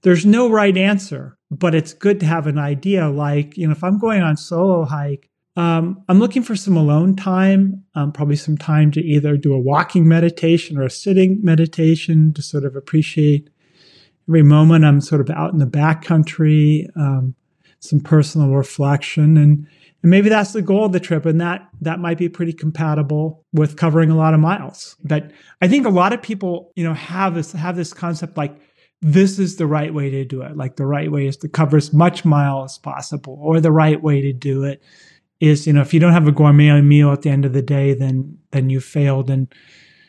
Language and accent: English; Berkeley, California, United States; I grew up in Berkeley in the gourmet ghetto